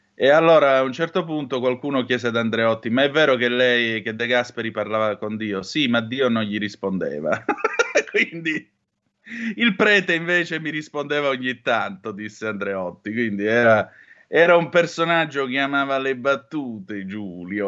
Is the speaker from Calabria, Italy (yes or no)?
yes; Calabria, Italy; dalle mie parti in Calabria